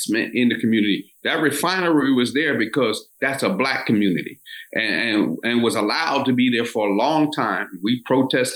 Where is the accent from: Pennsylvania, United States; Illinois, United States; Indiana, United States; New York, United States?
Pennsylvania, United States; Philadelphia; A formerly redlined area in South Philadelphia, which I grew up in South Philadelphia